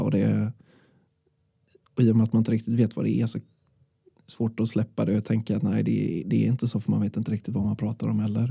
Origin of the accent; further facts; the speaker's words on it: Sweden; jag är från Körn